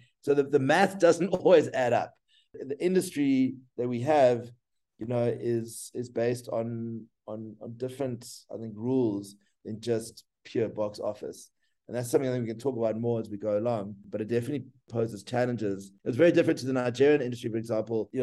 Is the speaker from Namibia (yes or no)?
yes; Namibia; now in South Africa; I was born in Namibia